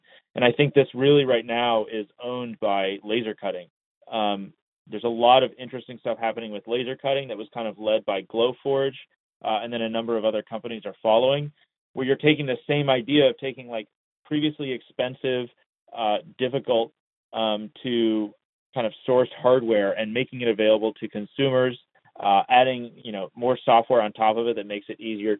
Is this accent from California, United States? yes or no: yes; Long Beach, California, United States; I was born in Long Beach, California in the 90s